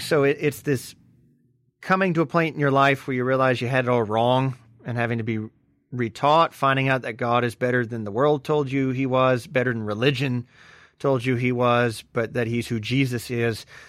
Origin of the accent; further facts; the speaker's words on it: Deep South, United States; growing up in the Deep South